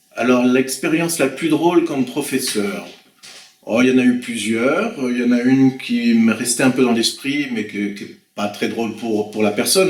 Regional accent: Blois, Centre-Val de Loire, France; moved away as an adult; also born or lived in Venezuela / French Antilles; je suis né à Blois en 1967

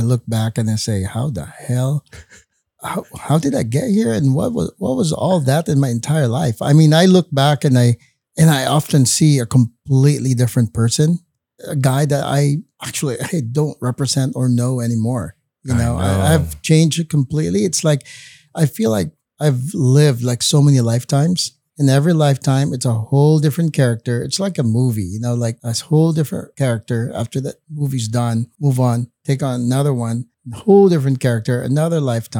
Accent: Bacolod, Western Visayas, Philippines; moved away; I was born and raised in Bacolod. They call it the sugar capital of the Philippines.

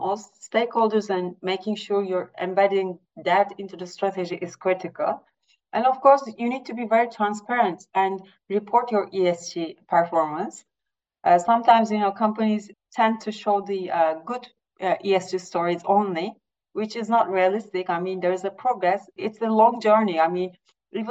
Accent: Turkey; I'm from Turkey, coming from an emerging market.

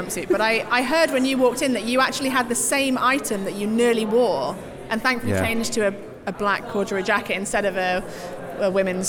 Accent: Yorkshire and the Humber, United Kingdom; I'm from Yorkshire.

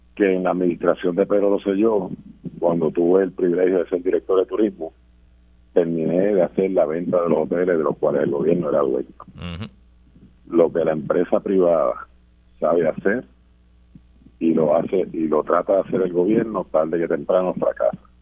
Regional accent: Puerto Rico; como puertorriqueños

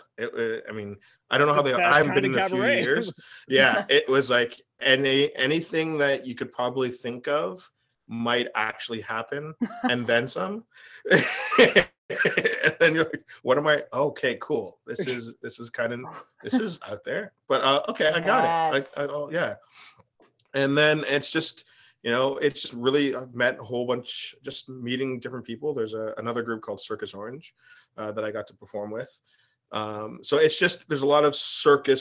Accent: Markham, Ontario, Canada; also born or lived in Richmond Hill; I grew up in Markham and went to high school in Richmond Hill because of French immersion.

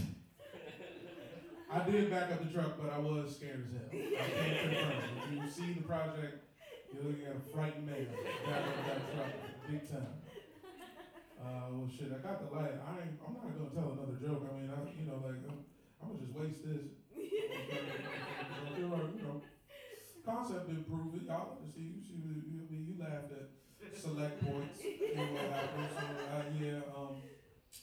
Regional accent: Woodbridge, Virginia, United States; I'm from the D.C. area. I'm from Northern Virginia, which is different

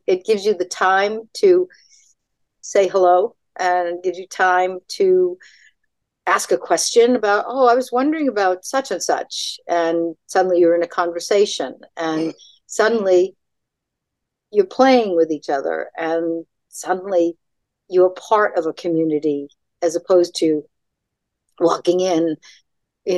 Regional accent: Tewksbury, Massachusetts, United States; I'm from Tewkesbury, Lowell, which is just north of Boston

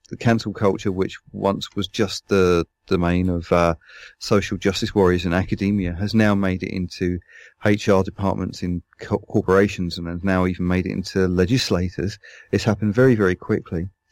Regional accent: London, United Kingdom; moved away as an adult

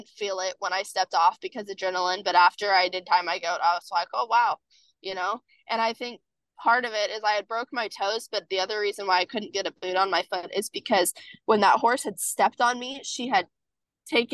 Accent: Kansas, United States; I am from Kansas

